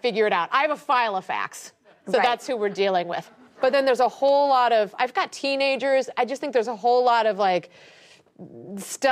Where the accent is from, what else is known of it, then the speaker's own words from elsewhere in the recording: Ohio, United States; moved away; I'm just from Ohio